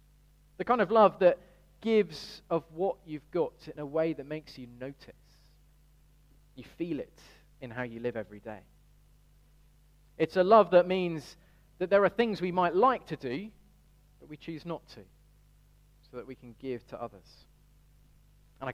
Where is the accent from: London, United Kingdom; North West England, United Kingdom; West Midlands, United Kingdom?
West Midlands, United Kingdom; Birmingham; Now, I grew up in Birmingham, and the usual giveaway of growing up in Birmingham is a certain twang.